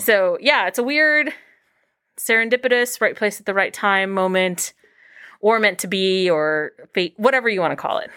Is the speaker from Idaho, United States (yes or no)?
no; Los Angeles, California, United States; moved away as an adult; now in Cincinnati, United States; I grew up in Los Angeles